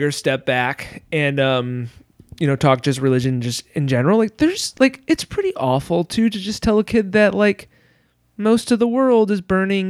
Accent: Michigan, United States; As you know about me, growing up in West Michigan, I grew up very, very evangelical Christian.

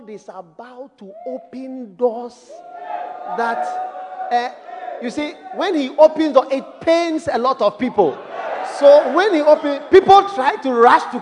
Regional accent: Ghana; I'm from Ghana

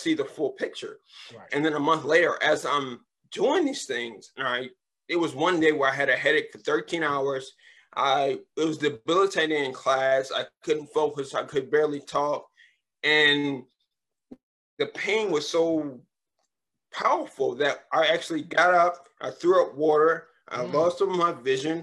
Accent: Richmond, Virginia, United States; now in Upper Marlboro, United States; I was born in Richmond, Virginia

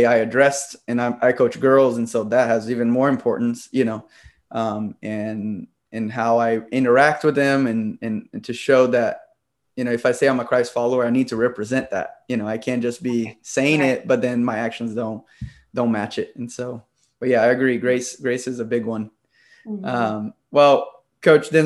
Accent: Brazil; moved away; I'm from Brazil originally, and my family was very strict

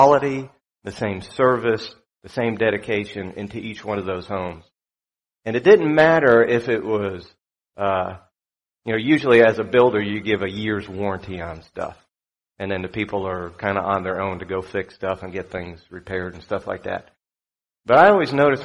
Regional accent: South Florida, United States; also born or lived in New York; I grew up in South Florida

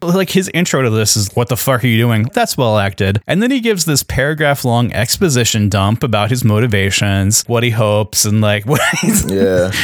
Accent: United States

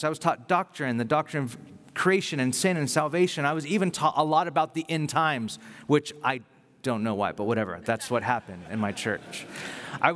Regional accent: Bakersfield, California, United States; moved away as an adult; now in Carpinteria, United States; the church I grew up in Bakersfield when I came to faith

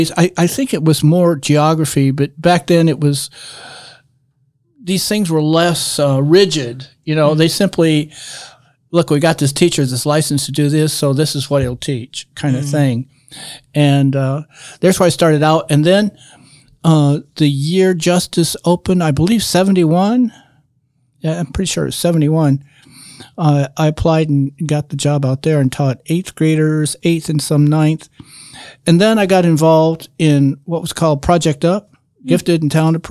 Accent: Angola, Indiana, United States; also born or lived in Muncie, Indiana; now in Marion, United States; I was originally from Angola

